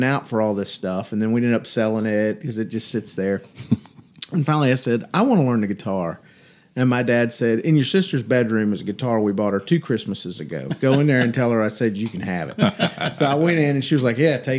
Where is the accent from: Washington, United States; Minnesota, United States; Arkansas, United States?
Arkansas, United States; I'm from Arkansas, and I was on the Mississippi River Delta, the Arkansas side